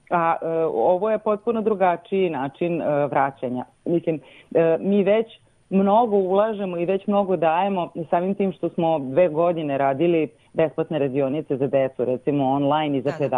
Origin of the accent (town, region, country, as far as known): Serbia